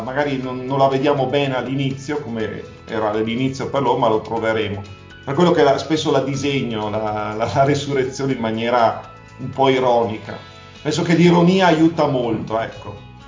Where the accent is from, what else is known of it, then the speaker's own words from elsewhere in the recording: Verona, Veneto, Italy; moved away as an adult; now in Moniga del Garda, Italy; Io sono veronese, veneto